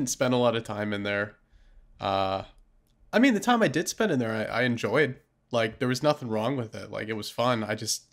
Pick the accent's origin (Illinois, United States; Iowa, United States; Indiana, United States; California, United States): California, United States; now in Glasgow, United Kingdom; I grew up in California